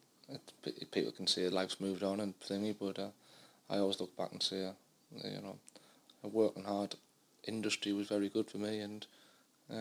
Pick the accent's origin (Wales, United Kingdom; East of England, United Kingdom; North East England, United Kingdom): North East England, United Kingdom; Fence Houses; I grew up in a village, mining village called Fence Houses.